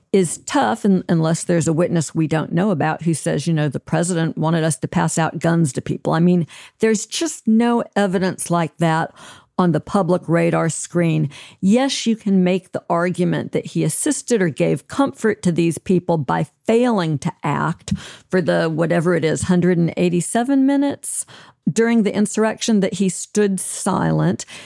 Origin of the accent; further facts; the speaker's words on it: Alabama, United States; my home state of Alabama